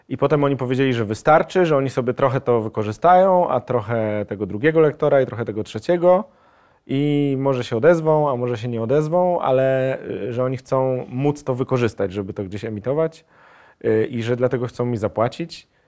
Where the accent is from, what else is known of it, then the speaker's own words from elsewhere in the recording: Germany; born there; bo e, urodziłem się w Niemczech, moi rodzice byli E, ojciec e, i matka e, jakby byli się tam siatkarzami